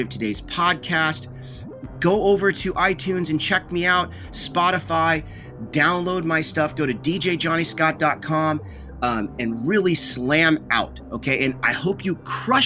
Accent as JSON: {"language": "English", "town": "Kansas City", "country": "United States", "said": "I'm from Kansas City"}